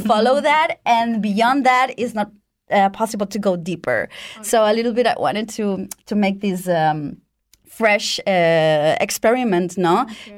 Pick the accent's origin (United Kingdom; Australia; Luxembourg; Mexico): Mexico; moved away as an adult; also born or lived in Italy; now in Switzerland; I was born in Mexico